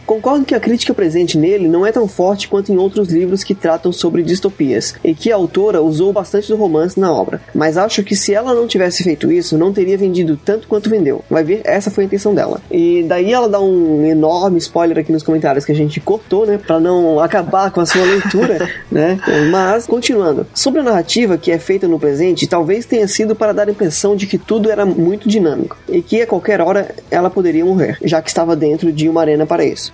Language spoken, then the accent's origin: Portuguese; Florianópolis, Santa Catarina, Brazil; eu sou de Florianópolis